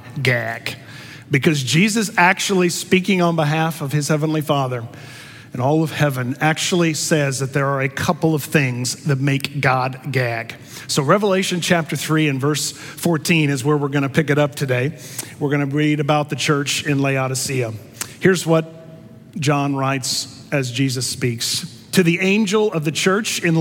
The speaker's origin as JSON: {"language": "English", "region": "Missouri", "country": "United States", "said": "I'm from Missouri"}